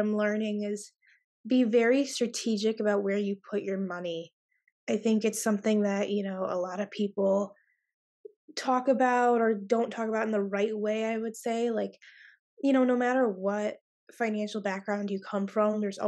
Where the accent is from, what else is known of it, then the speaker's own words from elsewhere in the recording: Cleveland, Ohio, United States; also born or lived in Columbus, Ohio; I'm from Cleveland, Ohio, but I attend school in Columbus